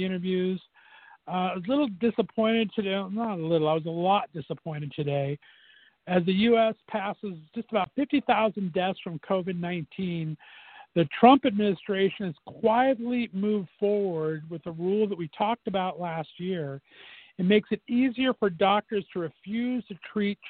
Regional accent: West Covina, California, United States; I grew up in Southern California, and I would drive from my hometown in West Covina to West Hollywood

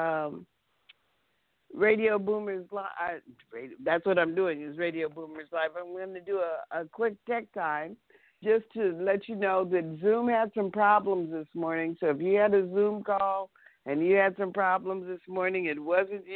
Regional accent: Los Angeles, California, United States; I grew up in that neighborhood, too. I grew up on St. Andrew's Place, and I remember Berkeley Square

